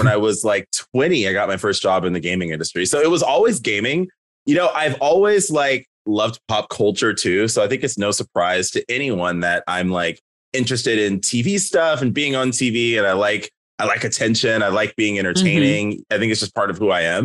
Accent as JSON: {"language": "English", "town": "Oceanside", "region": "California", "country": "United States", "tie": "born or raised there", "also_born_or_lived": "Carson, Los Angeles / Las Vegas", "moved": "as an adult", "lives_now": "Seattle, United States", "said": "I was born in Los Angeles in South LA in Carson. I lived there until I was about 5. My parents relocated us to Oceanside, which is by San Diego."}